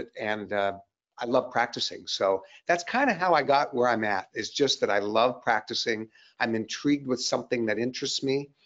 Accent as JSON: {"language": "English", "town": "Seattle", "region": "Washington", "country": "United States", "tie": "born or raised there", "said": "I grew up in Seattle"}